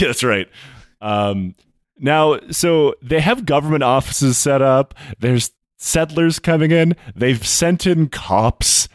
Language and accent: English; Michigan, United States; I was born and raised in Michigan, near a place called Cass Lake.